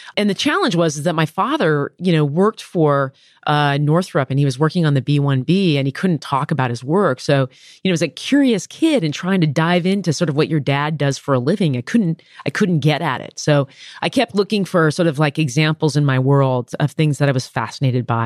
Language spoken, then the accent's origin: English; Downey, California, United States; I grew up in Downey, California